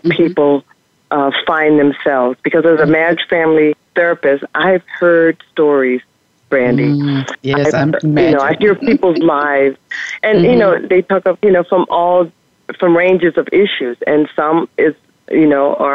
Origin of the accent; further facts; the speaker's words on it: Louisiana, United States; we grew up pretty poor in the South, Louisiana